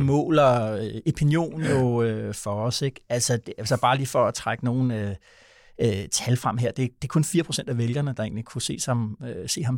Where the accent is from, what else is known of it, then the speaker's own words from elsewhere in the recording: Vordingborg, Zealand, Denmark; moved away; der, hvor jeg kommer fra oprindeligt, nede fra Vordingborg